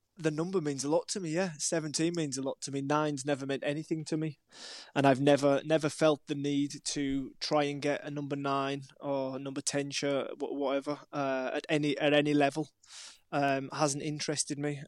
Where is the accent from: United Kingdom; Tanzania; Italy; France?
United Kingdom; Maryport, North West England; moved away as an adult; also born or lived in Wilmington, North Carolina / Brighton; my hometown of Maryport